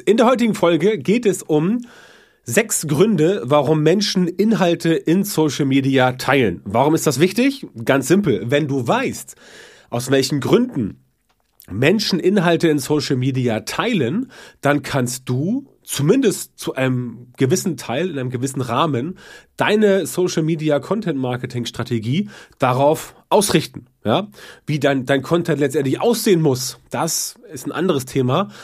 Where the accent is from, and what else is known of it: the North, Northern Germany, Germany